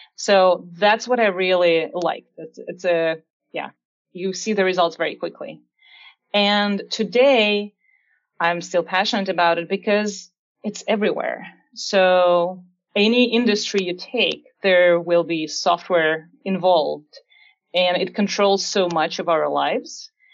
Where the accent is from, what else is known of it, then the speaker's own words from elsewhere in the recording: Siberia, Russia; English is a second language; moved away as an adult; now in United States; as I was looking for different colleges in my hometown in Siberia